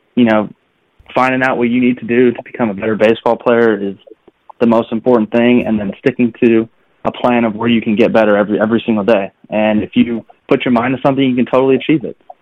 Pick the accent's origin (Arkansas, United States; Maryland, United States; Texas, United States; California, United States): California, United States; moved away; also born or lived in North Carolina; I'm from California, and so you know, growing up, baseball was always within my family